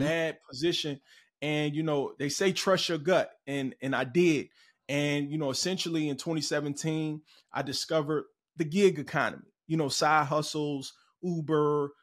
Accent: Cincinnati, Ohio, United States; moved away; also born or lived in Chicago, Illinois; I'm originally from Cincinnati, Ohio

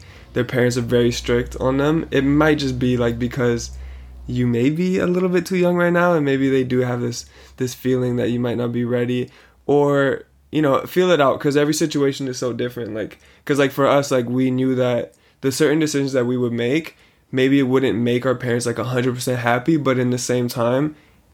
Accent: Canada; the moment you raised me in Canada, I'm a Canadian

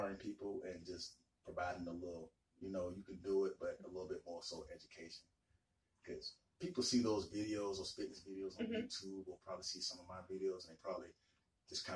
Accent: Decatur, Georgia, United States; I've born and raised in Atlanta. I grew up around here in DeKalb County in Decatur.

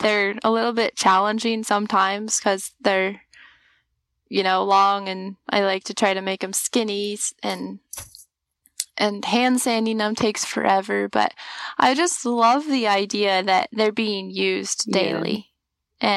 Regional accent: Washington, United States; moved away as an adult; now in Alaska, United States; I'm a farm girl from Washington. I grew up growing oats and barley and wheat

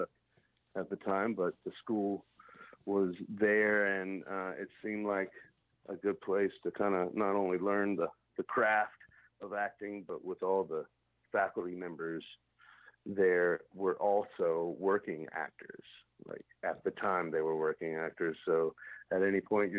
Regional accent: Shreveport, Louisiana, United States; moved away as an adult; also born or lived in Dallas; my dad had worked for an ad agency in Shreveport when I was growing up

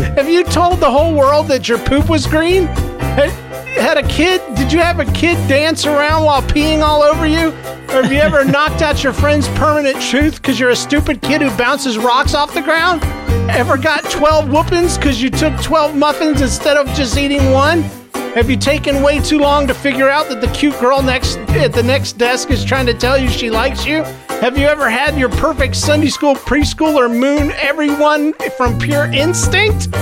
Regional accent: Florida, United States; I'm from Florida.

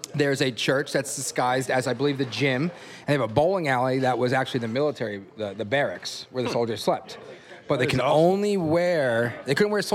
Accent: East Hampton, New York, United States; moved away; also born or lived in Montauk; I'm from East Hampton, Long Island, in New York.

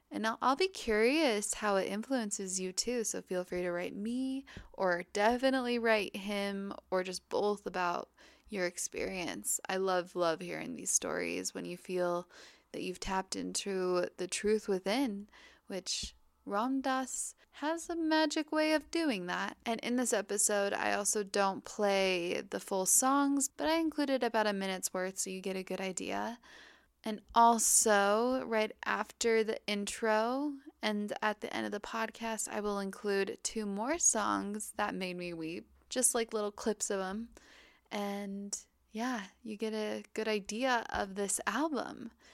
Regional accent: Park City, Utah, United States; moved away as an adult; now in Hawaii, United States; I grew up there in Park City, Utah my entire life

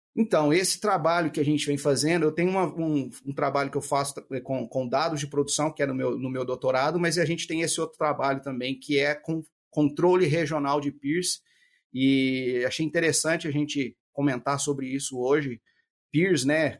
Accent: Ituverava, São Paulo, Brazil; moved away as an adult; also born or lived in Uberlândia, Brazil / Mato Grosso, Brazil / Brasília, Brazil; now in United States; eu sou de natural de Ituverava, São Paulo

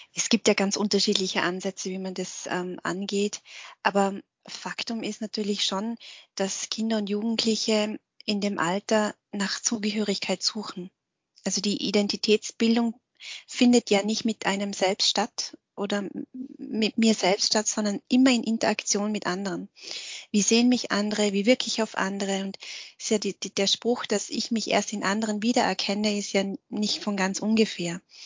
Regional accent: Austria; also born or lived in Vietnam; bei uns in Österreich wird ja Dialekt gesprochen

